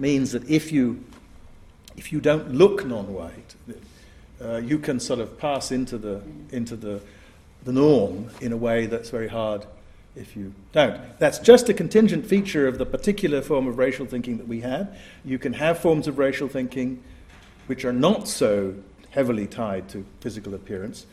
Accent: Asante, Ashanti, Ghana; also born or lived in England; The way we Asantes, my sisters are in the front row, we Asantes think of ourselves as having come out of the ground in Asante

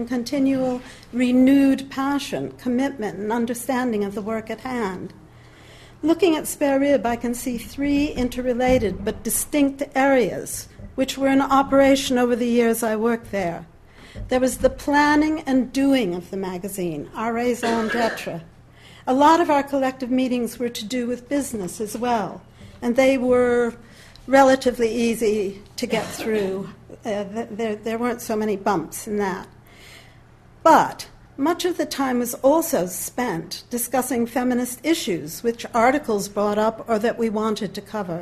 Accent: United States; moved away; as an American

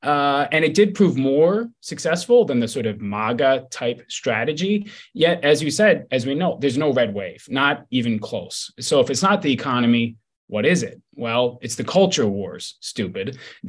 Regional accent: Michigan, United States; Even in a place like Michigan, my home state

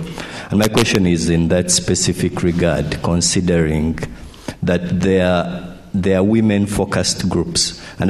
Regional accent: Uganda; I'm from Uganda.

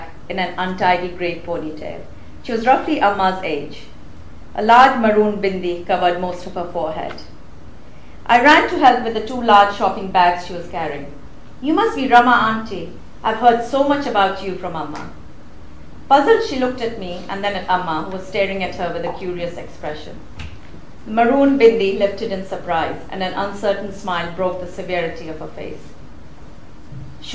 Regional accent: Rome, Lazio, Italy; moved away as an adult; also born or lived in India / London, United Kingdom / Paris, France; now in Manchester, United Kingdom; I grew up in Rome

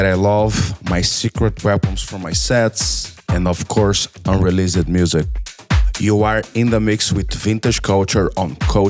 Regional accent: Brazil; I am a DJ from Brazil.

